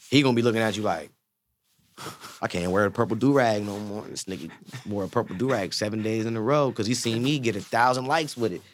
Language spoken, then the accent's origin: English; Zanesville, Ohio, United States; I'm from Zanesville, Ohio